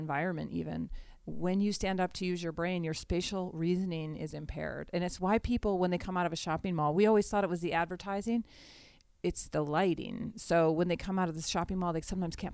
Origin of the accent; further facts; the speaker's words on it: Taos, New Mexico, United States; moved away; Yes, I'm from Taos, New Mexico. That's my home place.